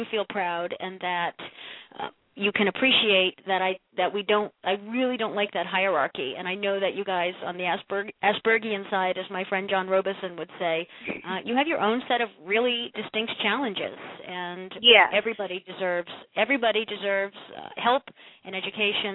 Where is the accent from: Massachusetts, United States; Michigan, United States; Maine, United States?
Massachusetts, United States; moved away as an adult; also born or lived in Ohio; now in Connecticut, United States; we moved in with my mom and dad in my old house where I grew up in Massachusetts for a year